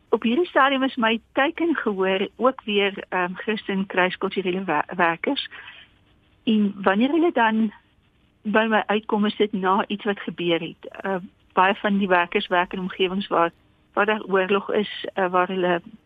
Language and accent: Afrikaans; Karoo, South Africa; now in Pretoria, South Africa; ek het in Karoo groot geword